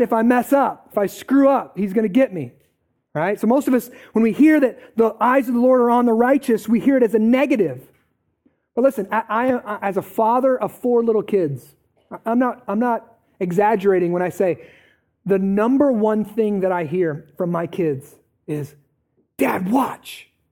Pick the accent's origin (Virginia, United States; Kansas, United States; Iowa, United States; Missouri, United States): Iowa, United States; Eldridge; I grew up in Parkview, okay? So I'm kind of out of the Quad Cities, let's just say that, right? Grew up in Parkview, Eldridge, went to North Scott